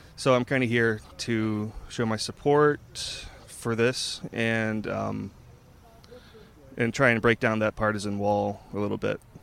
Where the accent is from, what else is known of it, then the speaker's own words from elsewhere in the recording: Cleveland, Ohio, United States; I'm from Cleveland, Ohio